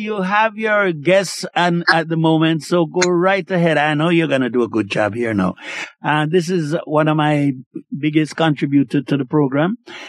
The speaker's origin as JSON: {"language": "English", "country": "Jamaica", "said": "I'm a Jamaican"}